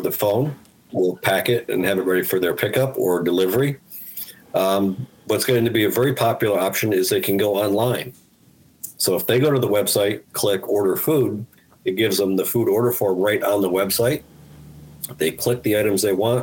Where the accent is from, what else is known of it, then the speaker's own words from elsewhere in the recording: Albany, New York, United States; also born or lived in Guilderland, New York / Germany; I was born and raised in Albany, lived in Gilderland since I was 10